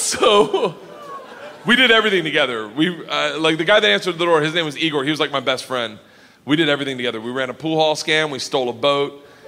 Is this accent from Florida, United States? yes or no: yes; Florida, United States; I'm from Florida.